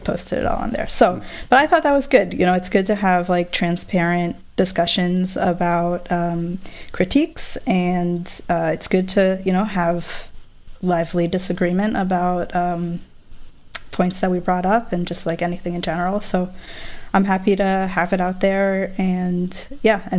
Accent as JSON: {"language": "English", "country": "Israel", "tie": "born or raised there", "moved": "yes", "lives_now": "United States", "said": "growing up in Israel"}